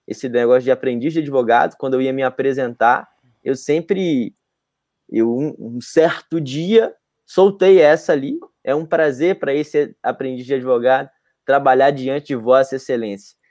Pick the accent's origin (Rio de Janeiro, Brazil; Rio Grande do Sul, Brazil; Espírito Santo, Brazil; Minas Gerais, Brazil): Minas Gerais, Brazil; Montes Claros; moved away; quando eu morava em Montes Claros, que é a minha cidade natal.